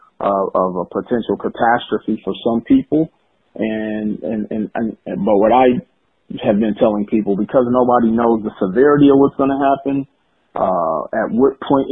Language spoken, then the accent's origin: English; Milwaukee, Wisconsin, United States; I was born in Milwaukee, Wisconsin